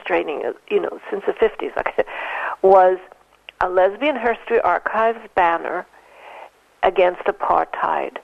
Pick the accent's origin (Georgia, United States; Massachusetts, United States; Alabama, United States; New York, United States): New York, United States; New York City; Living in New York City, in the Bronx. I was born in the Bronx